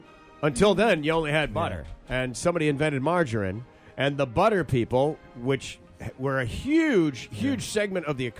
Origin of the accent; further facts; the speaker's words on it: Grand Rapids, Michigan, United States; my hometown of Grand Rapids, Michigan